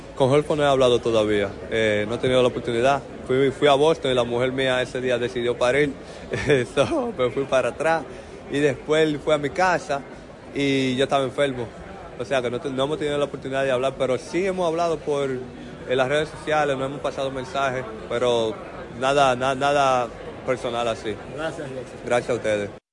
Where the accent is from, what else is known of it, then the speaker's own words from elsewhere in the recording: Dominican Republic; moved away; estoy contento de estar en mi país